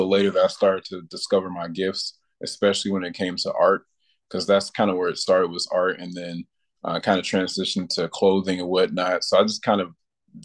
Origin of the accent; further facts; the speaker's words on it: Rock Island, Illinois, United States; also born or lived in Louisville, Kentucky; I'm originally from Louisville, Kentucky, and I moved to the Quad Cities when I was a kid, and I've pretty much been here since then